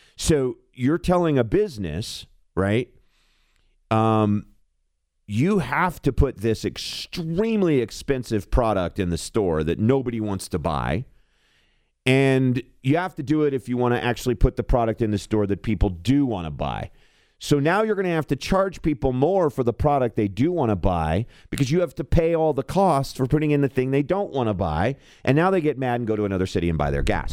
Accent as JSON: {"language": "English", "region": "rural Kentucky", "country": "United States", "also_born_or_lived": "Louisville, Kentucky", "moved": "yes", "lives_now": "Colorado, United States", "said": "the hinterlands in Kentucky, which is where I'm from"}